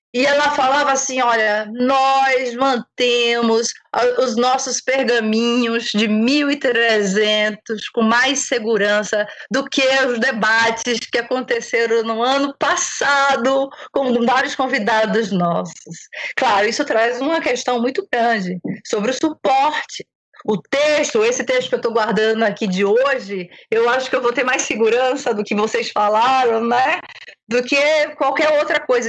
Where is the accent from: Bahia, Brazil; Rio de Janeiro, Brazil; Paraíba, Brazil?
Bahia, Brazil; Eu sou baiana